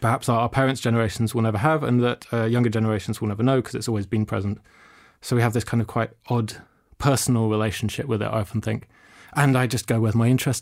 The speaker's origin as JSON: {"language": "English", "region": "London", "country": "United Kingdom", "tie": "born or raised there", "said": "I grew up in London."}